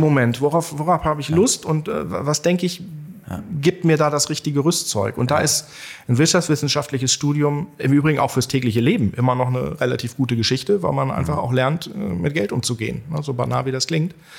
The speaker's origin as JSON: {"language": "German", "town": "Barsinghausen", "region": "Lower Saxony", "country": "Germany", "tie": "born or raised there", "also_born_or_lived": "Bad Nenndorf / Hanover", "said": "ich bin Hannoveraner, also ich bin ähm, Allerdings auch nicht in Hannover direkt geboren, sondern in Basinghausen"}